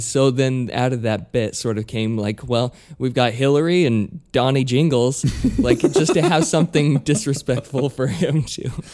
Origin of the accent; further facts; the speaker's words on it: Utah, United States; moved away as an adult; also born or lived in New York; I'm from Utah